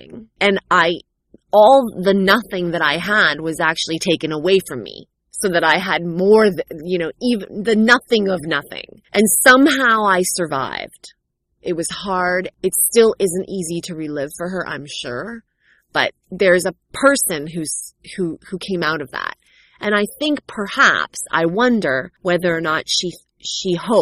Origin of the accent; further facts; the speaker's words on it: Canada; growing up a cultural ethnic minority in North America. In America, in the U.S., I'm sure it's an entirely different narrative, but in Canada, for me, it was strange.